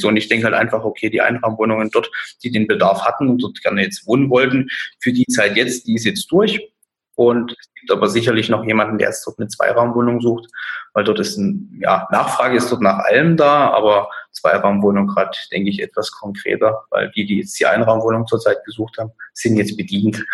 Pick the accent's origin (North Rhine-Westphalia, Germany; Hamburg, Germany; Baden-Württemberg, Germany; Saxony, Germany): Saxony, Germany; Dresden; Ich äh, bin aus Dresden, 29 Jahre alt